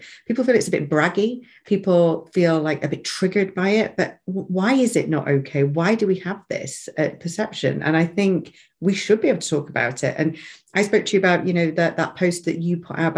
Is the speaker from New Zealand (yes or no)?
no; England, United Kingdom